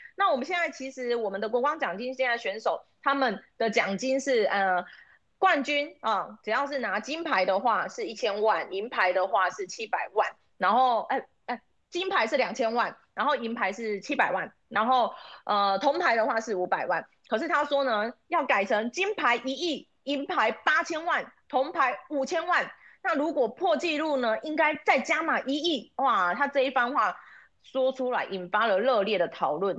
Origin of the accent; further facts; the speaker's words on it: Taiwan; 我们台湾人